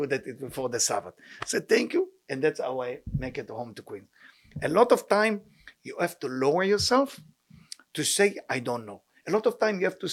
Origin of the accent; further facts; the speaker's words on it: Israel; moved away; I grew up in a tough neighborhood in Israel